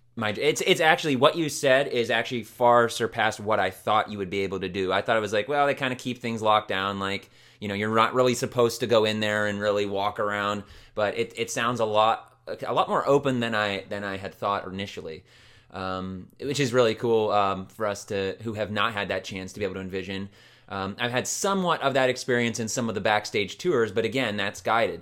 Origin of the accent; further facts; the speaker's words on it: Ohio, United States; also born or lived in Beaver Falls, Pennsylvania; you think of here in Ohio because I'm also from Ohio.